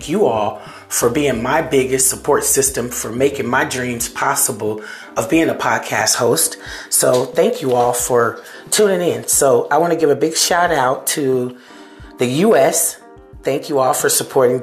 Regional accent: Seminole, United States; These are people that I grew up with that are from my hometown of Seminola

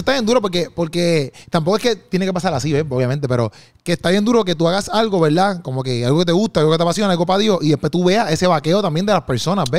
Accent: Bayamón, Puerto Rico; yo soy de, de Juan Sánchez, que eso ahí en Bayamón, ahí. Es un barrio

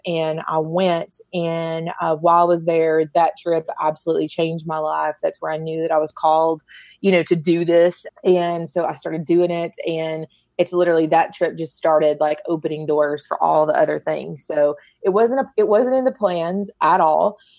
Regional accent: Kentucky, United States; now in Knoxville, United States; Here in Knoxville. I'm originally not from Knoxville, but I've been here almost as long as I have been, which is from Kentucky.

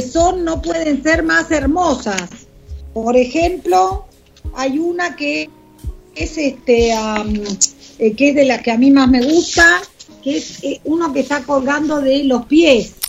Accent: Argentina; de argentinos de a pie, como pueden ser vos, yo

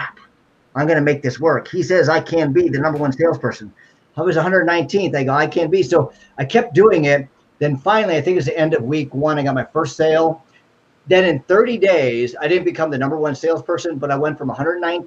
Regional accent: Cleveland, Ohio, United States; moved away; also born or lived in Northern California; I'm originally from Cleveland, Ohio.

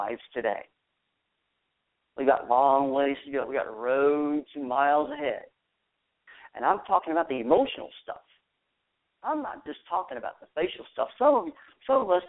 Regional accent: Texas, United States; down in Texas, my home state

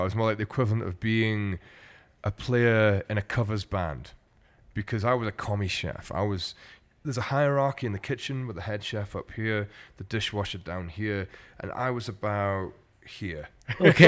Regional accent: Glasgow, Scotland, United Kingdom; what I grew up with in Glasgow

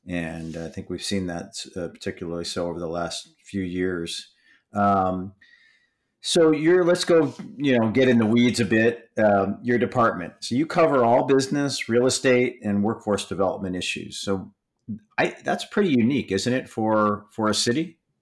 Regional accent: Michigan, United States; I grew up in Michigan

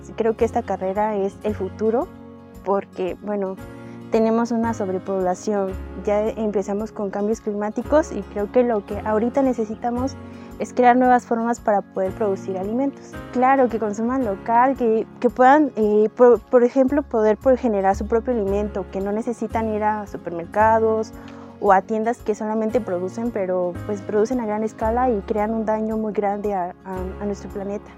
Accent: Miahuatlán de Porfirio Díaz, Oaxaca, Mexico; vengo de Miahuatlán de Porfirio Díaz

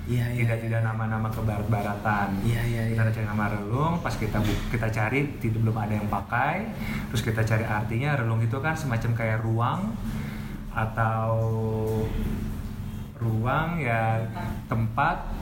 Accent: Tebet, Jakarta, Indonesia; saya emang besar di Tebet

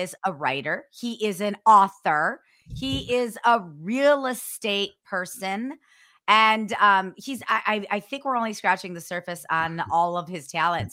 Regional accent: Ohio, United States; I'm from Ohio

